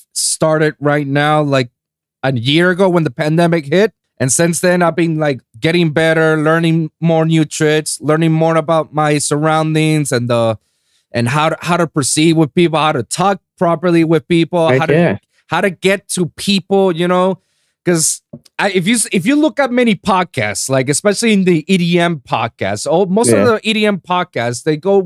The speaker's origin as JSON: {"language": "English", "town": "San Juan", "country": "Puerto Rico", "tie": "born or raised there", "moved": "yes", "lives_now": "Florida, United States", "said": "I'm born and raised in San Juan, Puerto Rico"}